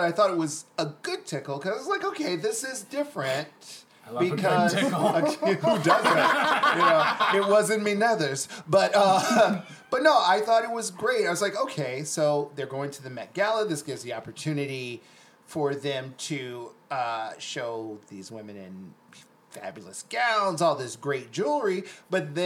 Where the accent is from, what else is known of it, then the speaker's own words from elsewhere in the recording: Detroit, Michigan, United States; I'm from Detroit. Home of RoboCop.